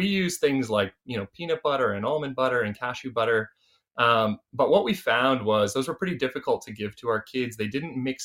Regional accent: Canada; accent: Canadian; now in Australia; my accent is Canadian

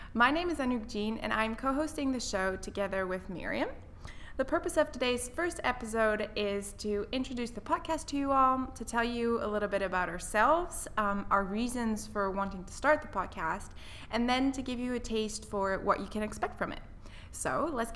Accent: French-speaking part of Switzerland, Romandy, Switzerland; moved away as an adult; also born or lived in Netherlands; now in United Kingdom; I was born in the Netherlands, which is where my parents are originally from. I grew up in the French-speaking part of Switzerland, though, and then I came to the UK for my university education

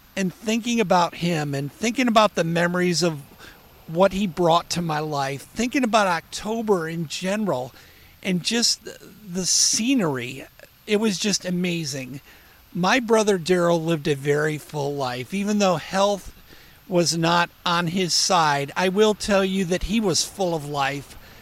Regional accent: Springfield, Ohio, United States; my hometown is Springfield, Ohio

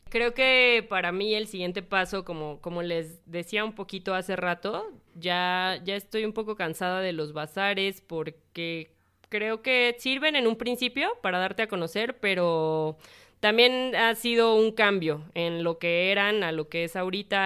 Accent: Mexico

